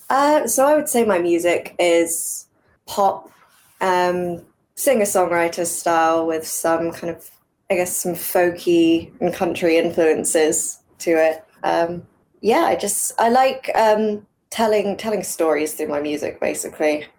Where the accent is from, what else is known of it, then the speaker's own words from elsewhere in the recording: England, United Kingdom; I grew up over here in England